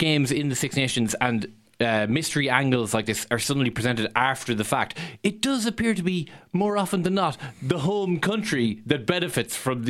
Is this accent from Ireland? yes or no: yes; Ireland